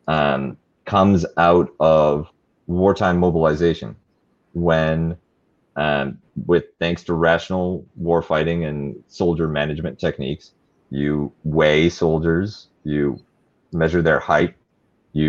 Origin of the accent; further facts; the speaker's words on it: Canada; I'm a Canadian